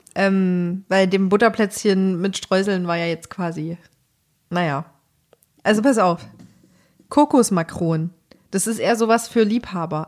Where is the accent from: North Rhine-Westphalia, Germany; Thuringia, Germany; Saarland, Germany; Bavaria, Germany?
Thuringia, Germany; moved away; in der Kleinstadt, in der ich aufgewachsen bin in Thüringen